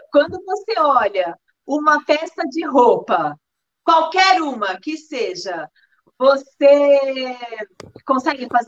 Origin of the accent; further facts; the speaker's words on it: Maranguape, Ceará, Brazil; sou da cidade de Maranguape